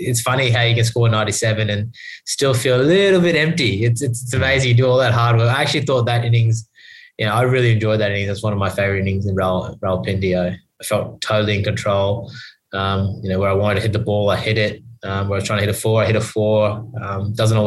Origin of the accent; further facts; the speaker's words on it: Australia; being Australian